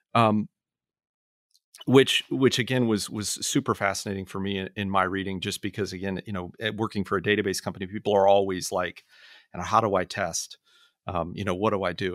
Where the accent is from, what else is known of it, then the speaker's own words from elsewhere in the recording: Orlando, Florida, United States; moved away; I was back in my hometown this, this past week. I was born in Orlando